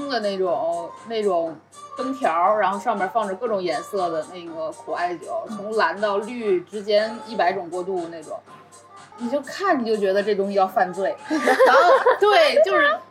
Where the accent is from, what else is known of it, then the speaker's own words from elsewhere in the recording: Beijing, China; 我们北京人在通惠河北岸都干过